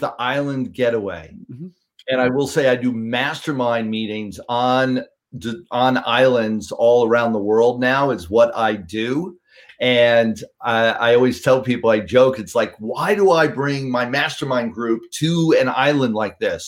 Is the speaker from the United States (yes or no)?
yes; New York City, New York, United States; I grew up in New York City, cut my teeth cold calling in Midtown Manhattan